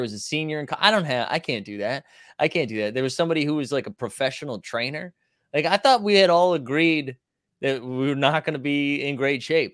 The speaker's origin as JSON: {"language": "English", "region": "Massachusetts", "country": "United States", "said": "I'm from Massachusetts"}